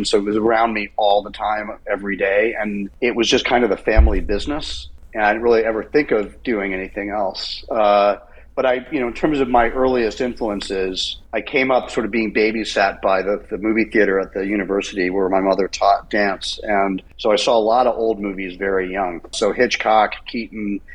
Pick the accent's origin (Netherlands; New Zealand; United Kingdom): United Kingdom; England; now in United States; I was born in England and I had a British passport, and I was living in America by then